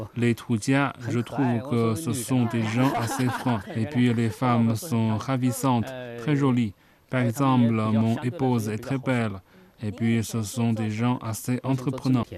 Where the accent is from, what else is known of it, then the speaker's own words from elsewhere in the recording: Chenzhou, Hunan, China; now in Zhangjiajie, China; Je suis de la province du Hunan, mais je viens de Chenzhou